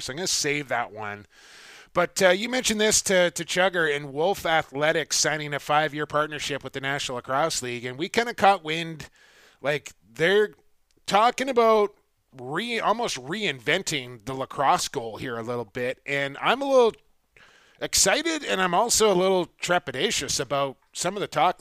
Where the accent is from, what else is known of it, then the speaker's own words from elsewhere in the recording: Canada; now as Canadian